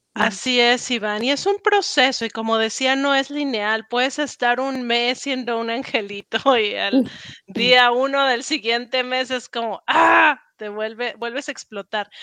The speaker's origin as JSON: {"language": "Spanish", "country": "Mexico", "also_born_or_lived": "Paris, France", "accent": "Mexican", "moved": "as an adult", "lives_now": "United States"}